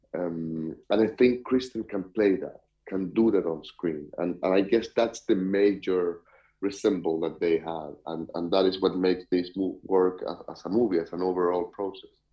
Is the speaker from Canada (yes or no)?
no; Chile; I am from Chile myself